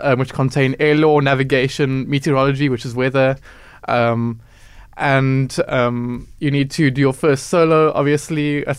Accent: Cape Town, Western Cape, South Africa; I'm a Cape Town child. I was born in Principality, Pinelands. I live in Rondebosch.

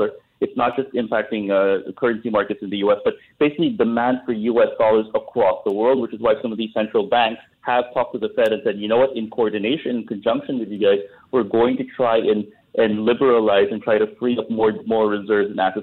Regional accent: Philippines; as a Filipino

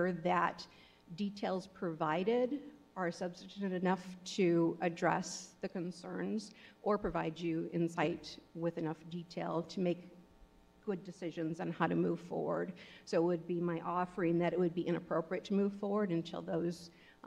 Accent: Portage, Michigan, United States; moved away; also born or lived in Europe; I grew up in Portage, Michigan, and lived there for a number of years, and then moved to different places around the country and lived in Europe for

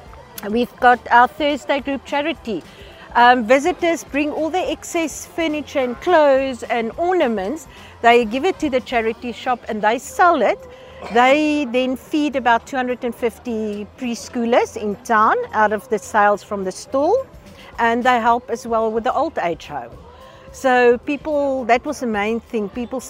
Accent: Pretoria, Gauteng, South Africa; moved away as an adult; now in Prince Albert, South Africa; When I told people I'm going to move to Prince Albert, I was from Pretoria, working with a big food market.

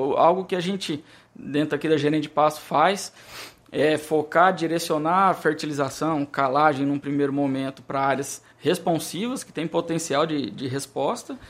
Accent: Brazil

